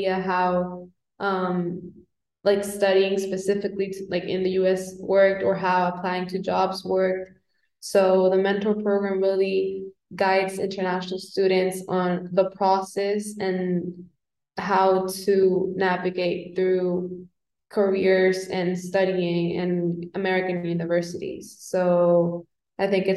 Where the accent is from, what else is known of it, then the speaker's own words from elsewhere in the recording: Bolivia; moved away; I'm from Bolivia.